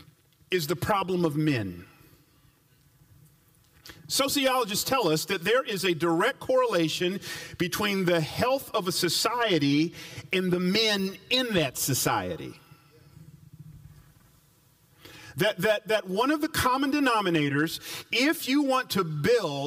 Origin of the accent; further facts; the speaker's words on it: Atlanta, Georgia, United States; as one who grew up in the South, I grew up in Atlanta